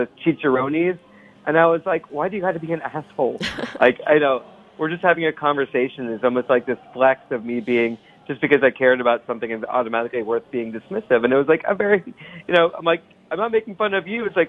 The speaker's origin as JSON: {"language": "English", "region": "Ohio", "country": "United States", "tie": "born or raised there", "moved": "yes", "lives_now": "New York City, United States", "said": "I grew up in the Midwest. Mm-hmm. So I grew up in Ohio"}